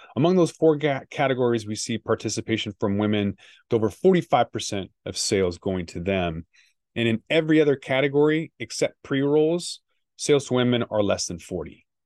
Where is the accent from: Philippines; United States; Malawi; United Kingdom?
United States; Washington; my hometown of Washington State